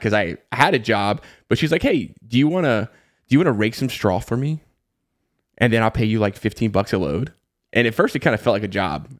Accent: the Southeast of the United States, United States; I grew up in the Southeast of the United States and, you know, pretty much lived there my entire life

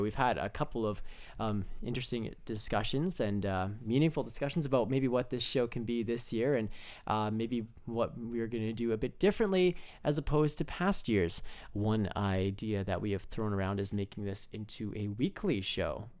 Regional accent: Altona, Manitoba, Canada; I'm from Altona, Manitoba

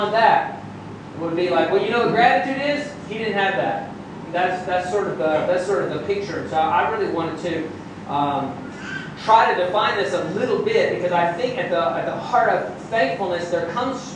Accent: United States; as an American

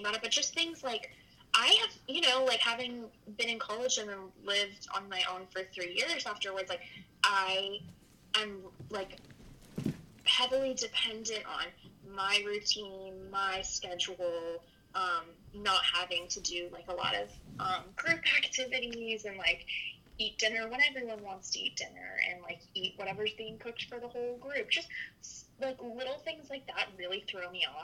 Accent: North Carolina, United States; moved away as an adult; now in New York, United States; We grew up together in North Carolina

